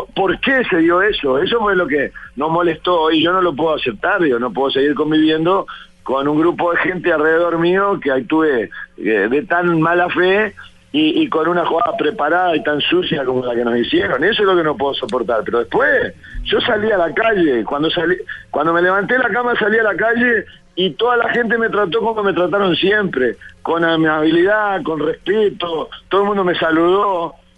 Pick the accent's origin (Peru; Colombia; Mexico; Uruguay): Uruguay; Florida; de mi pueblo, de Florida